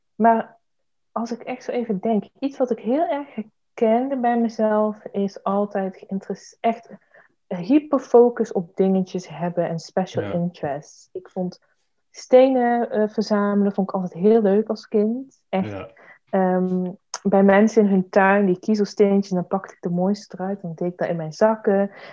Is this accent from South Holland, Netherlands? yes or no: no; Eindhoven, North Brabant, Netherlands; ik ben Brabander. Ik kom uit Eindhoven